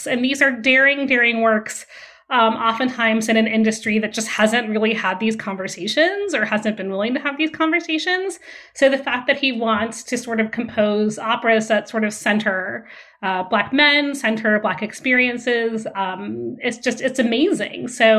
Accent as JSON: {"language": "English", "region": "Vienna", "country": "Austria", "tie": "born or raised there", "moved": "yes", "said": "I grew up in Vienna, Austria. So I grew up in a different country"}